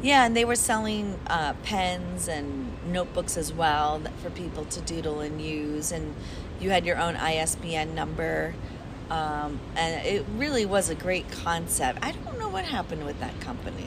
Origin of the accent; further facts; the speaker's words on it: Chicago, Illinois, United States; now in Brooklyn, New York, United States; it's a beautiful city. I grew up there.